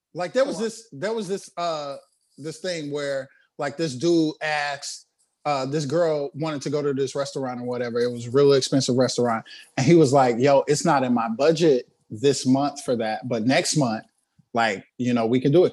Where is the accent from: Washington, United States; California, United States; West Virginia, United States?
California, United States; Inglewood; I was from Inglewood.